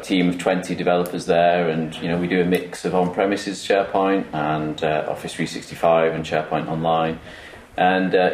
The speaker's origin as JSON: {"language": "English", "town": "Manchester", "region": "North West England", "country": "United Kingdom", "accent": "Mancunian", "said": "I still have this this weird Mancunian accent."}